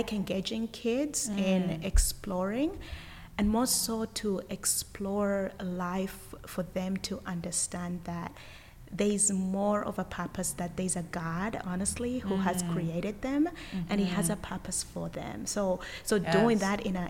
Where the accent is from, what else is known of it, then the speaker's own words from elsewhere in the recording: Uganda; now in United States; originally I'm from Uganda, and I was born and raised in Uganda, and I have lived in the United States for over 20 years